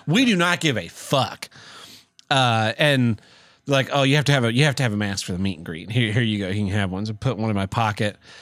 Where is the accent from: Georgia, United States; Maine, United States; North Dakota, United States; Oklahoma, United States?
Oklahoma, United States; Tulsa; it was filmed in my hometown